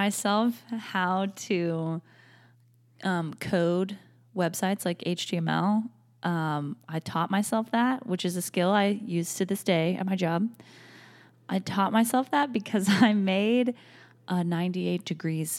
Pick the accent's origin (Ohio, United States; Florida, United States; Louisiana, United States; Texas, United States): Florida, United States; Orlando; someone who is from Orlando